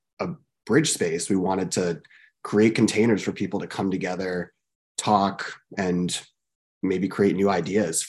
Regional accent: Portland, Oregon, United States; I was born and raised in Portland

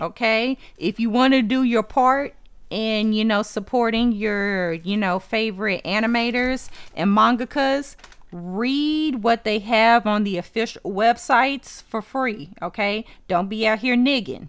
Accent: Texas, United States; I'm from Texas.

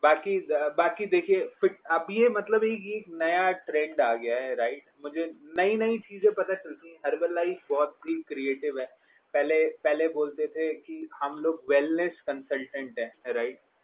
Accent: Delhi, India; पूरा पला बड़ा दिल्ली का ही हूँ

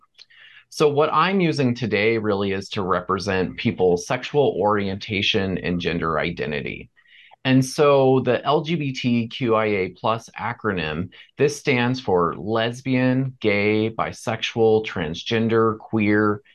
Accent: Port St. Lucie, Florida, United States; I grew up in Florida and in a town called Port St. Lucie.

